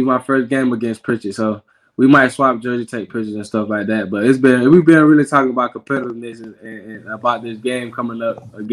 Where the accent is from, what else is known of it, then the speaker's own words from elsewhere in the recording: Morgan City, Louisiana, United States; I'm from Louisiana. I'm from Morgan City, Louisiana, in a million. So I grew up an LSU fan